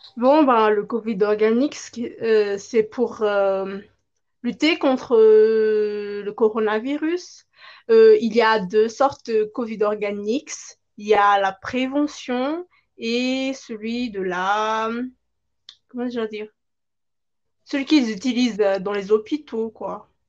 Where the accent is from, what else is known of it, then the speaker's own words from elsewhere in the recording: Madagascar; je viens de Madagascar